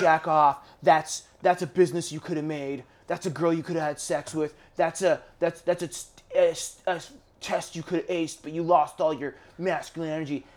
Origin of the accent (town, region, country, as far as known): Canada; born or raised there